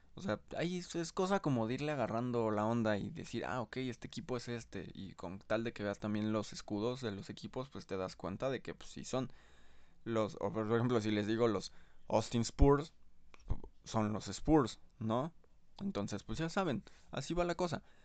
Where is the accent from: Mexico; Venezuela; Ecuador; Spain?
Mexico; como soy de México